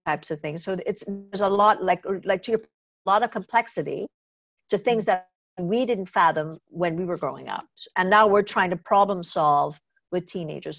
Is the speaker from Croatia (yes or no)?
no; Trinidad & Tobago; moved away; I grew up in Trinidad and Tobago